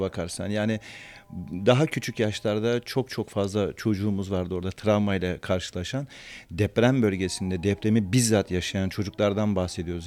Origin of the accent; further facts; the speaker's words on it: Antakya, Hatay, Turkey; also born or lived in Sivas; ben de Sivaslıyım aslen ama kendimi o kadar Antakyalı, o kadar Hataylı hissediyorum